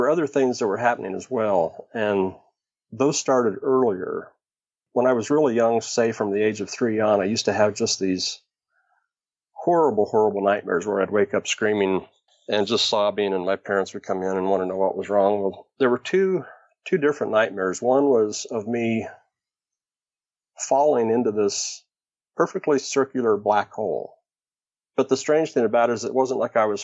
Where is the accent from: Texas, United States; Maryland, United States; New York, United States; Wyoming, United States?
Wyoming, United States; Riverton; now in Oregon, United States; I was born pretty much in the geographical center of Wyoming, a town called Riverton